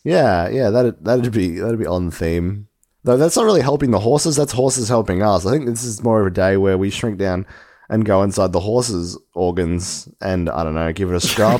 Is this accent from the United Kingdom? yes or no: no; Australia; we're Australian